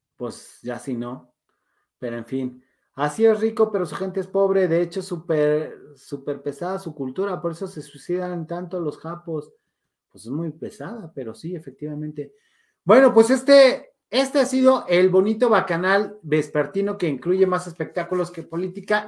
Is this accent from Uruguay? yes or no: no; Mexico; yo soy mexicano